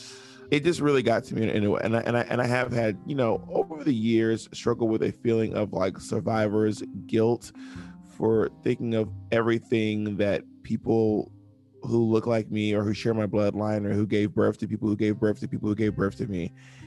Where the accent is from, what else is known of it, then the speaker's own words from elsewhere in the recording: Georgia, United States; moved away; also born or lived in Alabama / Mississippi / Phenix City, Alabama / Opelika, Alabama; I lived most of my life between Georgia, Alabama, and Mississippi, mostly in Georgia